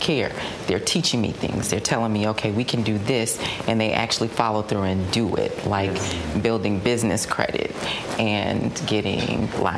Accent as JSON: {"language": "English", "town": "Decatur", "region": "Georgia", "country": "United States", "tie": "born or raised there", "said": "born and raised in Decatur"}